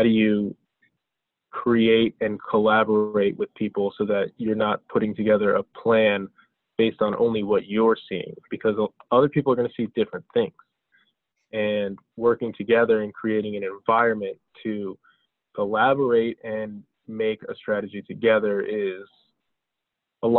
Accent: New Jersey, United States; my father moved here from Bulgaria and my mother's Brazilian, but I was born here in the United States in New Jersey.

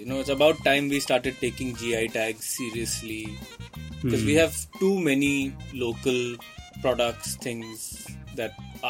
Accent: Navi Mumbai, Maharashtra, India; I grew up in Navi Mumbai, in Vashi.

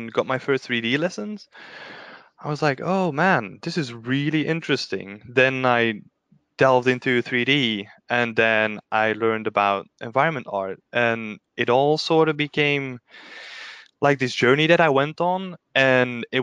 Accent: Belgium; moved away as an adult; also born or lived in Cambridge, United Kingdom; now in Berlin, Germany; I'm originally from Belgium. But then for my first job we moved to the UK, which was in Cambridge

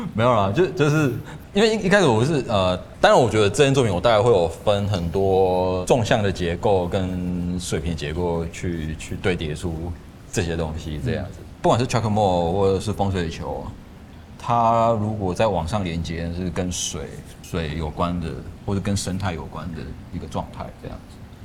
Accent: Lukang, Changhua County, Taiwan; 我的老家是住在，因为住鹿港嘛，所以它是靠海边，就基本上我家就是靠海边

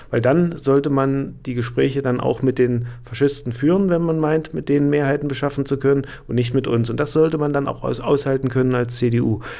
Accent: Weimar, Thuringia, Germany; Wir haben in Weimar, ich komme ja aus Weimar

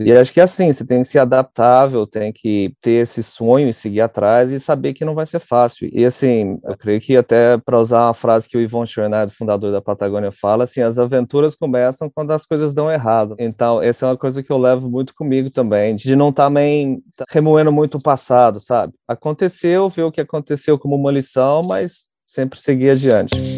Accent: Uberaba, Minas Gerais, Brazil; moved away as an adult; also born or lived in Cape Town, South Africa; eu nasci em Uberaba, né, no interior de Minas. Cresci, tenho dois irmãos mais novos

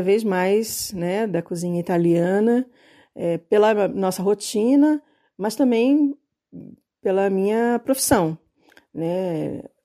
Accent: Rio de Janeiro, Brazil; moved away as an adult; now in São Paulo, Brazil; Eu sou carioca, de famílias portuguesas dos dois lados

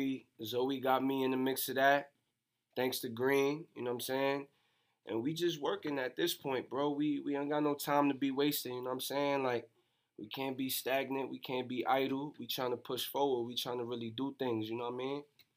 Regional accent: New York City, New York, United States; I'm from the Bronx, 174th and Vice Avenue to be exact

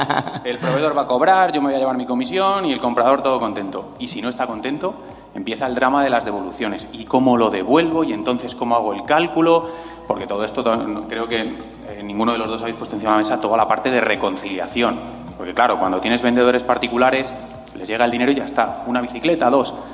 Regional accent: Spain; yo que soy español

